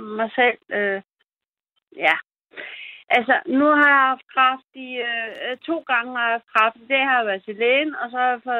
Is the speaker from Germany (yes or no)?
yes; Germany; also born or lived in Kiel; now in Denmark; kommer fra min fødeø, som ligger på øh, i Nordsøen. Øh, ich bin Deutsch. Ich komme von øh, Deutschland. Øh, jeg kommer fra Tyskland.